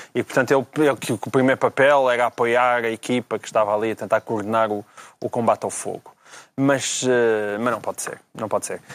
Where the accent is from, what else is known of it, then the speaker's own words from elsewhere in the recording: interior Portugal, Portugal; moved away; o Portugal do interior, é, é o Portugal de onde eu venho.